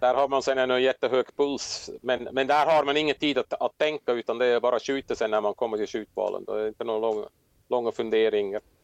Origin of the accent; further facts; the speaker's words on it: Switzerland; moved away as an adult; also born or lived in Åland, Finland; now in Finland; jag kommer som sagt från Schweiz, växte upp i Alperna